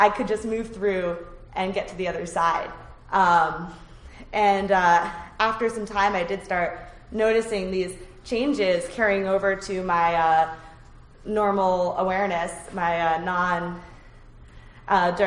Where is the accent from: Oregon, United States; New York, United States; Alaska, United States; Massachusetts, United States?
Massachusetts, United States; suburbs of Boston; these were woods I was very familiar with because I grew up around them, so I trusted my, and they weren't that big. It's like the suburbs of Boston